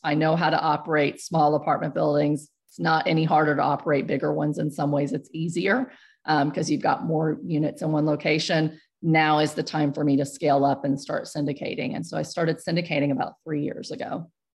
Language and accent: English; Houston, Texas, United States; moved away as an adult; also born or lived in central Pennsylvania; Where I grew up in Houston